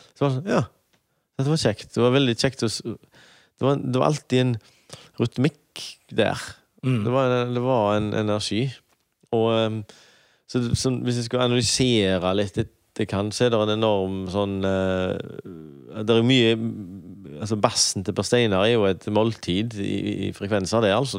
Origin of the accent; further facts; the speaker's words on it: Høje-Taastrup, Capital Region of Denmark, Denmark; now in Haugesund, Norway; Jeg vokste opp i Høy Torstrup